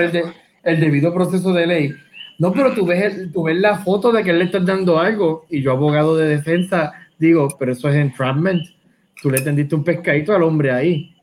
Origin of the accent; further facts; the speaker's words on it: Caguas, Puerto Rico; yo trabajo en Guayama, yo soy de Cagua